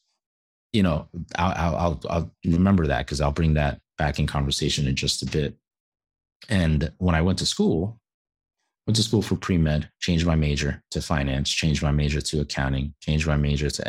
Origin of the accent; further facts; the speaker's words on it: New York City, New York, United States; growing up in New York City